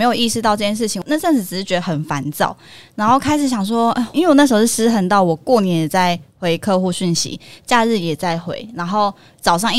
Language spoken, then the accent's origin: Chinese; Kaohsiung, Taiwan; 我其实大部分时间我都待在就是高雄家里，因为我高雄人。